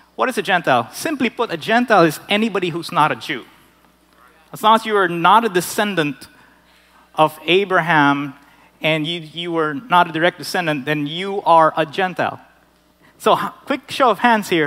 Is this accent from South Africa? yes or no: no; Philippines; moved away as an adult; I grew up in the Philippines, I was amongst Filipinos